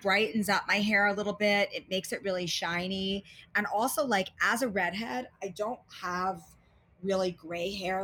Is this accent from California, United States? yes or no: no; New York City, New York, United States; I'm from Queens. We're both outer borough girls.